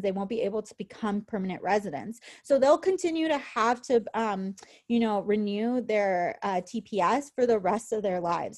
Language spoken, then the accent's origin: English; San Francisco, California, United States; moved away as an adult; now in Wisconsin, United States; we're from San Francisco